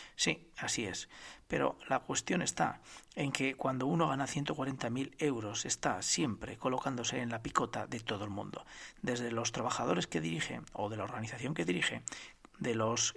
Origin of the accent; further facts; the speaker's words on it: Spain; que somos todos los españoles